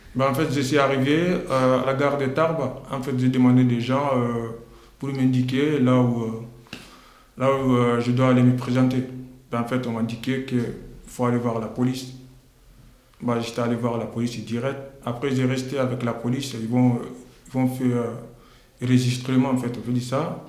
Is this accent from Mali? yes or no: yes; Mali; now in France; Je suis parti du Mali euh, le 29, le, 29 euh, novembre en 2017